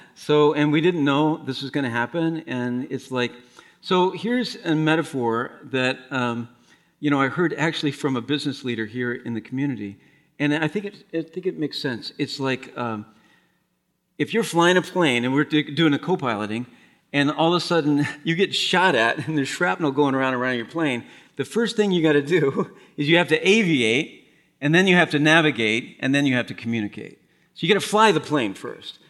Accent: Madison, Wisconsin, United States; Madison, Wisconsin

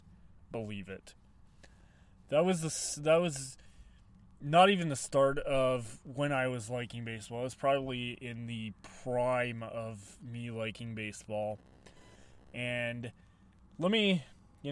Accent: Colorado Springs, Colorado, United States; growing up in Colorado Springs, Colorado

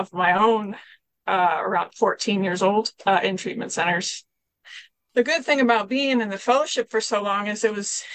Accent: Kelso, Washington, United States; I'm from Kelso, Washington

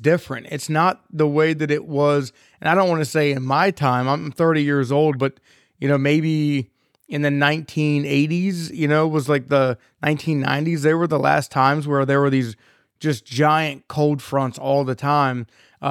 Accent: Maryland, United States; now in Gettysburg, United States; I am from Maryland, I live in Gettysburg, Pennsylvania

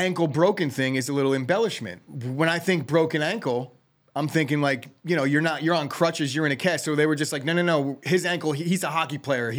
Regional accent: Colonia, New Jersey, United States; They did not have a ice rink when I was growing up in Colonia.

